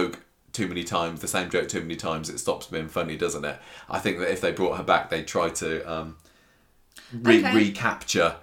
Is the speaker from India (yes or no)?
no; United Kingdom; we're British